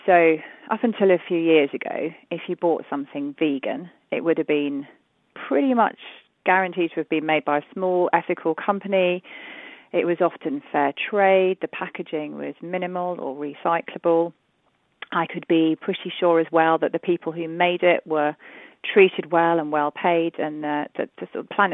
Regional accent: London, United Kingdom; I'm from London.

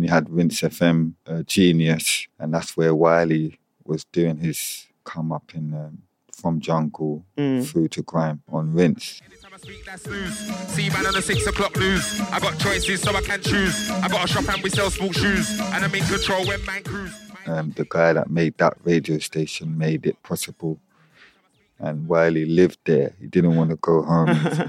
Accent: Jamaica; So I feel like that is naturally in me because I'm Jamaican.

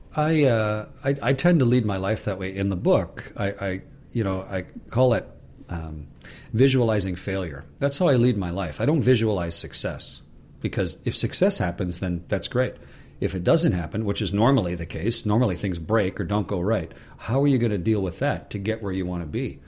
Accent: Canada; I'm a Canadian

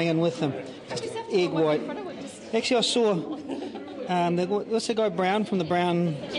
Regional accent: South Island, New Zealand; moved away; From down south originally.

